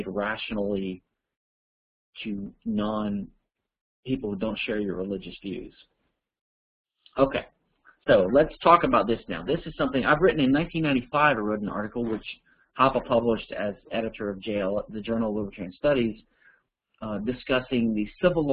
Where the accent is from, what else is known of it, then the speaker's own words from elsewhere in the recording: Louisiana, United States; I'm from Louisiana